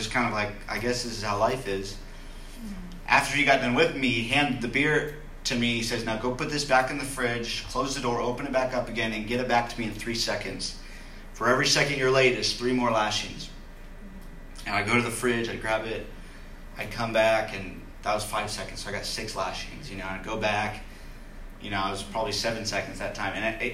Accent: Loomis, California, United States; I grew up in Loomis. It's kind of in the foothills of Sacramento

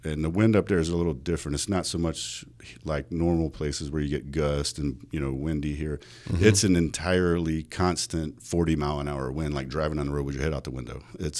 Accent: North Dakota, United States; also born or lived in South Carolina; now in Las Vegas, United States; Originally born in South Carolina, but moved to Vegas from North Dakota.

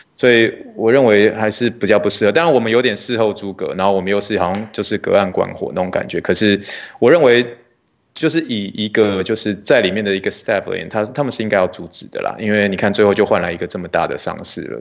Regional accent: Luzhou, New Taipei, Taiwan; now in Texas, United States; 我在台湾是来自于泸州啦，所以新北是泸州

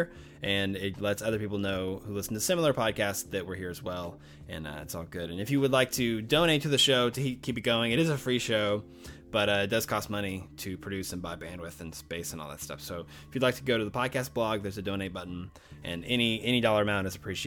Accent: the South, United States; I was raised in the South

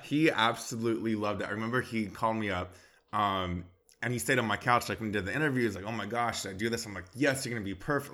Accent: Bakersfield, California, United States; moved away as an adult; now in Los Angeles, United States; I'm from Bakersfield, California

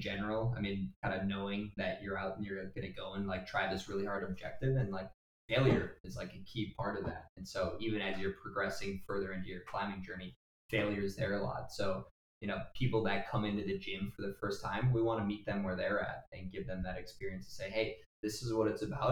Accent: Wrightstown, Wisconsin, United States; I've got a buddy since first grade. We grew up in Wrightstown

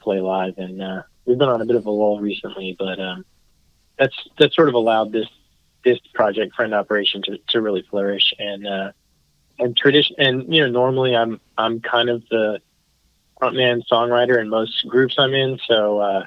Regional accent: Fort Worth, Texas, United States; also born or lived in Dallas; I've born and raised in Fort Worth, and lived around this area most of my life

